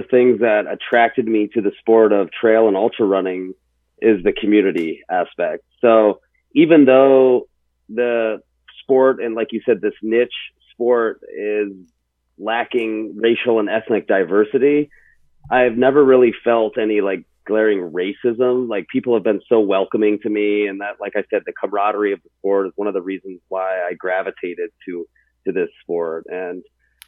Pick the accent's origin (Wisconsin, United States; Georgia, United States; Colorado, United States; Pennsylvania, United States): Pennsylvania, United States; moved away; growing up in Pennsylvania and living through middle school and part of high school in a very small 99.5% white town